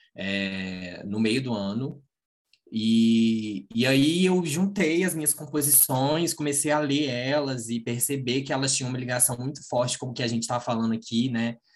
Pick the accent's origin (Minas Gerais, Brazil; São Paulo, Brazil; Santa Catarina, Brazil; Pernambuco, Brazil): Minas Gerais, Brazil; Manhuaçu; moved away as an adult; now in Juiz de Fora, Brazil; na minha cidade é, onde nasci